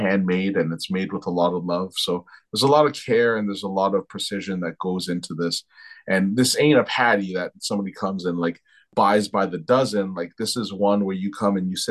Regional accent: Toronto, Ontario, Canada; also born or lived in France; I was raised in Toronto. I grew up in Toronto

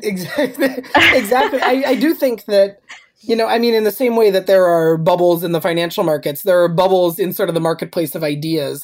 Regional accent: Minnesota, United States; I grew up in Minnesota

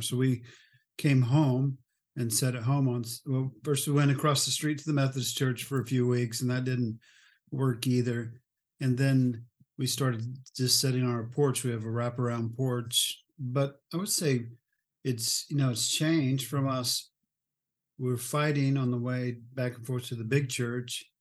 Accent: Oklahoma, United States; moved away as an adult; also born or lived in Texas / Omaha; I'm from Oklahoma

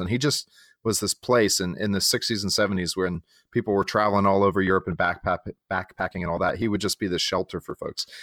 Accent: San Diego, California, United States; moved away as an adult; also born or lived in Texas / Chicago suburb; now in Winston-Salem, United States; I am from Texas, uh, though I grew up in, in, uh, San Diego for a good portion of my childhood.

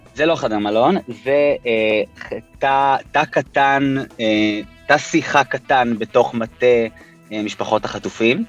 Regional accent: Tel Aviv, Tel Aviv District, Israel; also born or lived in New York, United States; אני בן 31, גדלתי בתל אביב. נולדתי בניו יורק להורים ישראלים, אבל בגיל שנתיים וקצת עלינו לארץ

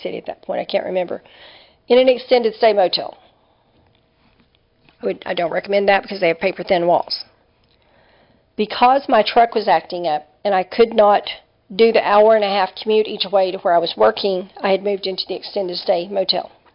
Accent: Dallas, Texas, United States; moved away as an adult; also born or lived in western Oklahoma / Princeton / northern Arkansas; now in Louisiana, United States; Because I'm from the North Dallas area. I've lived almost my whole life in the North Dallas area

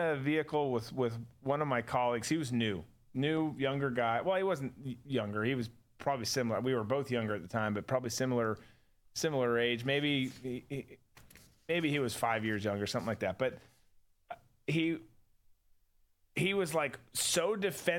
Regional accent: United States; I'm an American

